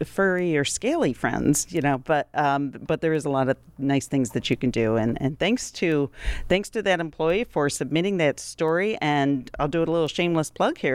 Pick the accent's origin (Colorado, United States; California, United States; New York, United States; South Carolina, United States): New York, United States; Rochester; growing up in Rochester, New York in nineteen seventy-one